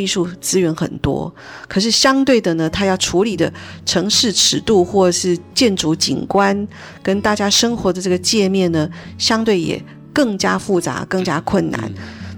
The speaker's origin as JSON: {"language": "Chinese", "country": "Taiwan", "said": "我们台湾人"}